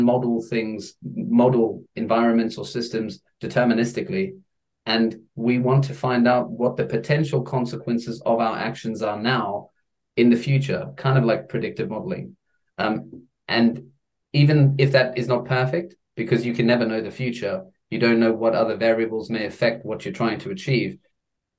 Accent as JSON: {"language": "English", "country": "Eswatini", "tie": "born or raised there", "said": "I grew up in Swaziland"}